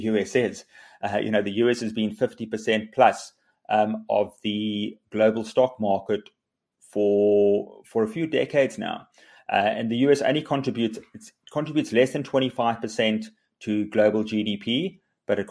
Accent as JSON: {"language": "English", "country": "South Africa", "said": "South Africans are incredibly optimistic, resilient. We're entrepreneurial"}